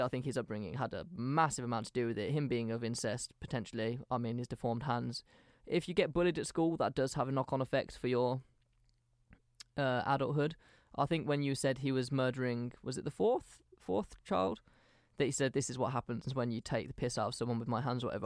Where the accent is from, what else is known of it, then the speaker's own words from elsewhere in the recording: England, United Kingdom; we're from England